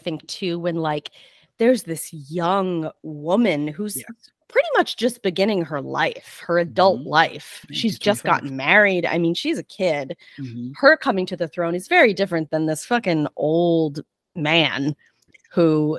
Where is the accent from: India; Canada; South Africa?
Canada; I'm still Canadian. Look, I got my beaver.